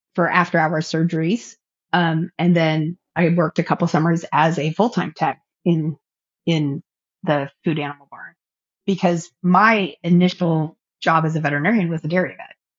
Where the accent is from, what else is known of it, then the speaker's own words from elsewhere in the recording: Orange County, California, United States; also born or lived in Central Valley, California; I grew up in Orange County, California